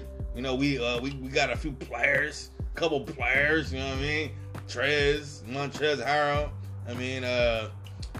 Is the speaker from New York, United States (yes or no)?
no; the Bay Area, California, United States; I'm from the Bay